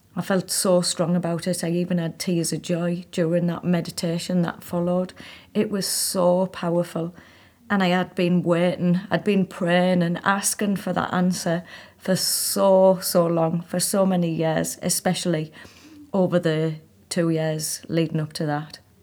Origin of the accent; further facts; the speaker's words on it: Hartlepool, North East England, United Kingdom; moved away as an adult; also born or lived in Manchester / India; I was living in my hometown in Hartlepool